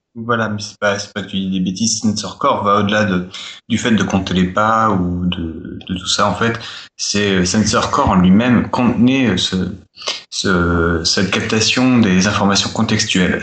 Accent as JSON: {"language": "French", "country": "France", "said": "chez nous, en France"}